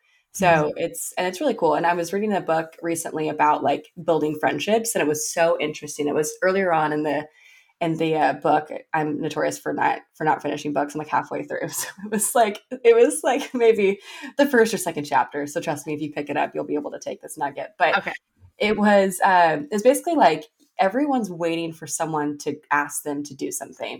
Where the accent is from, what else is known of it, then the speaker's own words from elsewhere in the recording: Arkansas, United States; moved away; I'm up over here coming from Arkansas